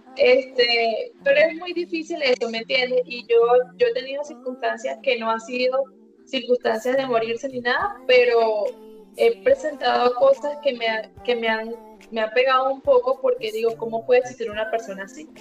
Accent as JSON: {"language": "Spanish", "country": "Venezuela", "moved": "as an adult", "lives_now": "Medellín, Colombia", "said": "tú eres venezolano igual que yo"}